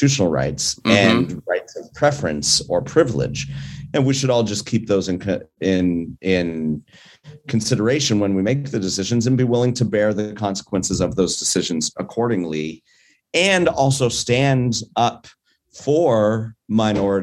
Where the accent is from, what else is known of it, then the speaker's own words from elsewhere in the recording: Colorado, United States; now in California, United States; I'm originally from Colorado